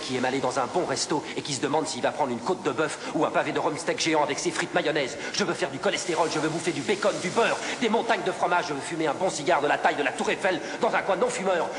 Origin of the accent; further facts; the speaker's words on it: Le Puy-en-Velay, Auvergne-Rhône-Alpes, France; je suis né dans un haut lieu de pèlerinage, le Puy-en-Velay